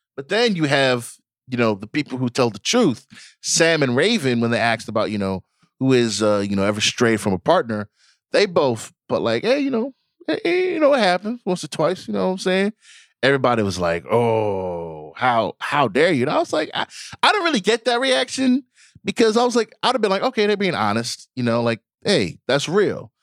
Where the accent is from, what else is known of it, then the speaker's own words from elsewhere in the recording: Nigeria; I'm Nigerian